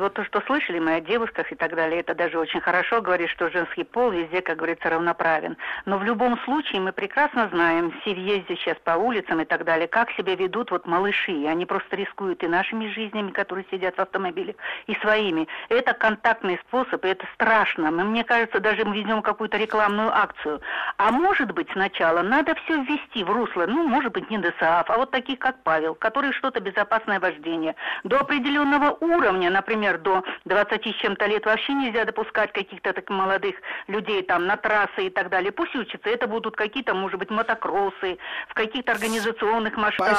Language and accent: Russian; North Caucasus, Russia; я с Северного Кавказа